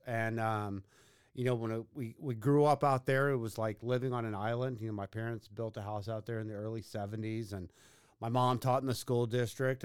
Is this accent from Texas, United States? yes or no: yes; Katy, Texas, United States; growing up in Katy at the time was, like, living on an island in Houston